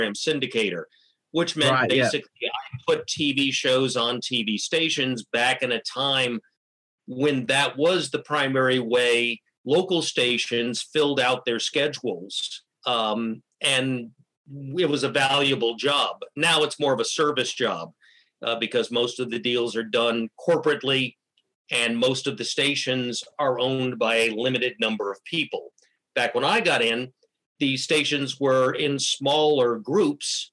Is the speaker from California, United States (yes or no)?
no; Miami, Florida, United States; also born or lived in Northeast United States; I grew up in Miami, Florida, basically. We moved down there from the Northeast United States in 1963